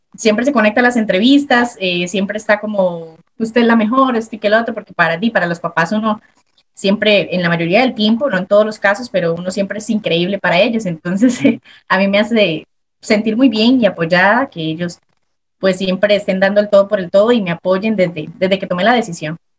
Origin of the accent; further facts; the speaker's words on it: Desamparados, San José, Costa Rica; yo soy de, de Desamparados, el porvenir. Mi familia, la mitad es de San Carlos, pero yo nací acá en San José, San José, Costa Rica